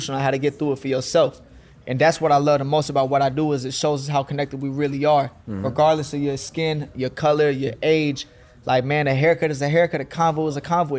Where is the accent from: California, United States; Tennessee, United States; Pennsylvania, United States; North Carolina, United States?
North Carolina, United States; Fayetteville; moved away as an adult; now in Atlanta, United States; Growing up in Fayetteville, North Carolina